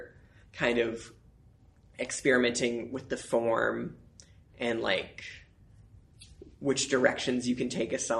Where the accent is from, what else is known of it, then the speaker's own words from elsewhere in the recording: Colorado Springs, Colorado, United States; also born or lived in Santa Fe, New Mexico / Denver, Colorado; I grew up in Colorado Springs